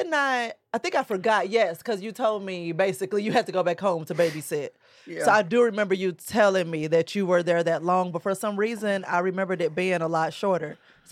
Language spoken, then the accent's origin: English; Belleville, Illinois, United States; in Belle Vegas, Illinois.